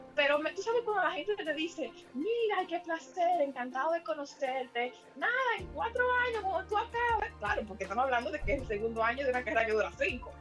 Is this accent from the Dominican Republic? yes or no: yes; Santo Domingo, Dominican Republic; moved away as an adult; also born or lived in Spain; Luis y yo somos viejos amigos del bachillerato allá en Santo Domingo